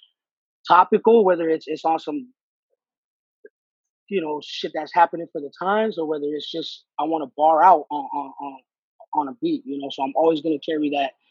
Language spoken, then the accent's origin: English; Los Angeles, California, United States; I'm a Mexican from